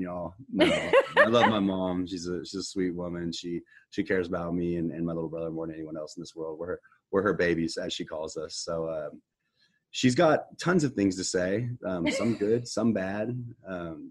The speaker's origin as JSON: {"language": "English", "town": "Houston", "region": "Texas", "country": "United States", "tie": "born or raised there"}